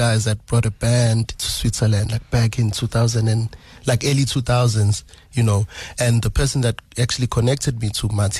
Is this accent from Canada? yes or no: no; Durban, KwaZulu-Natal, South Africa; also born or lived in Nongoma, KwaZulu-Natal; I grew up in Umlazi Township, so I was exposed to a lot of musics